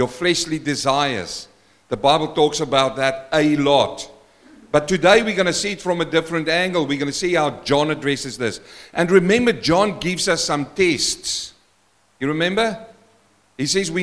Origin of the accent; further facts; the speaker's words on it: South Africa; first language Afrikaans; English is a second language; moved away; I'm a South African man, and I came from Africa